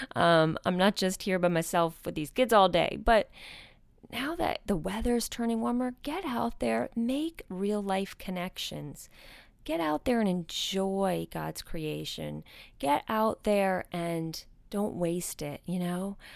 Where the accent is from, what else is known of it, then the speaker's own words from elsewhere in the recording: outside of New York City, United States; moved away; I grew up outside of New York City